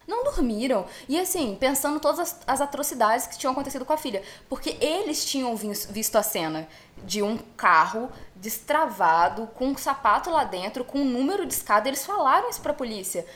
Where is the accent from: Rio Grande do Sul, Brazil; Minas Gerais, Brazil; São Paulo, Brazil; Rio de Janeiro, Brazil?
Minas Gerais, Brazil; E eu sou mineira